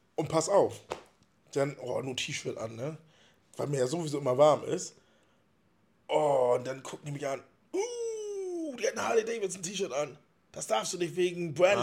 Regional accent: Wittmund, Lower Saxony, Germany; now in Friedeburg, Germany; Bin in Wittmund geboren

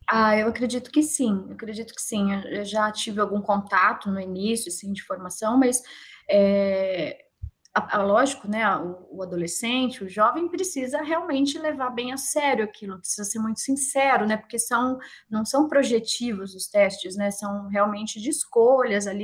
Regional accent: Sorocaba, São Paulo, Brazil; eu sou de Sorocaba, né? Interior de São Paulo

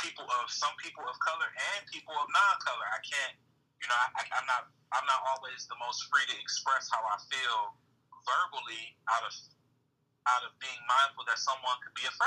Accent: Saginaw, Michigan, United States; growing up in Saginaw. I joke about this all the time, but I lived on the east side.

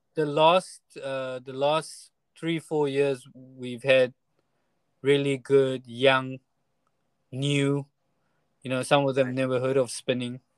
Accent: Taiwan; we're from Taiwan and our experience was from Taiwan

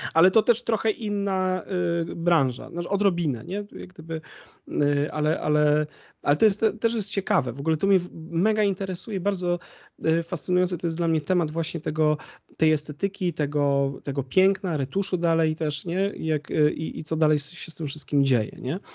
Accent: Konin, Greater Poland, Poland; moved away as an adult; now in Bydgoszcz, Poland; ja pochodzę z Konina, wiesz, y, a mieszkam póki co w Bydgoszczy

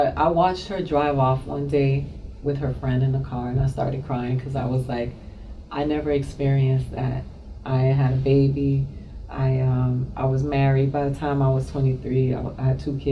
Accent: Miami, Florida, United States; also born or lived in Boston, Massachusetts / Dominican Republic; I grew up in Miami, Florida

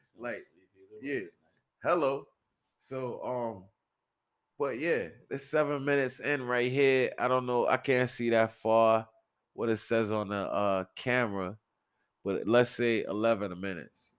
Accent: New York City, New York, United States; I'm from the Bronx, from Soundview Projects

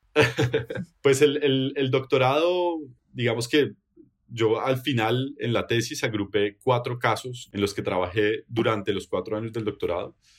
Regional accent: Bogotá, Colombia; moved away as an adult; also born or lived in Netherlands / Genk, Belgium; now in Belgium; Yo vengo de Bogotá, Colombia

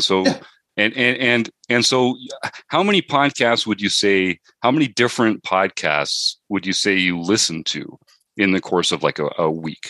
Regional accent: Canada; Canadians like you and me.

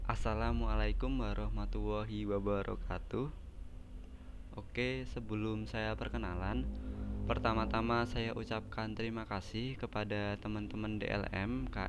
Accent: Semarang, Central Java, Indonesia; saya asli Semarang

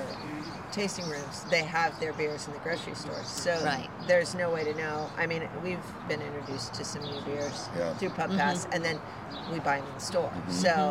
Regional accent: the West, United States; now in New Orleans, United States; I'm from the West, and when I first moved here

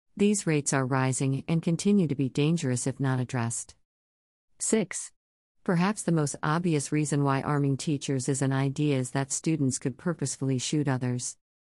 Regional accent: Midwest, United States; growing up in the Midwest

